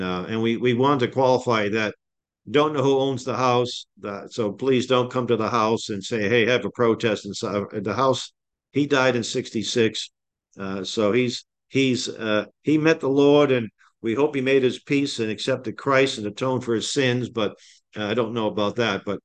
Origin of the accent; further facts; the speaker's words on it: Boston, Massachusetts, United States; I grew up in the Hyde Park section of Boston.